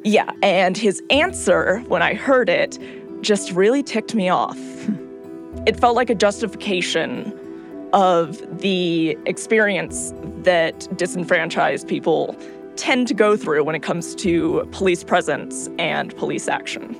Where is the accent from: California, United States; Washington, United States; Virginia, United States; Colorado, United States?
California, United States; I'm from California.